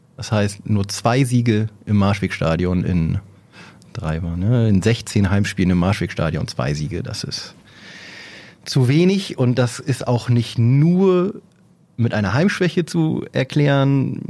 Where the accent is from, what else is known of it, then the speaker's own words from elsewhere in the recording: Oldenburg, Lower Saxony, Germany; als Oldenburger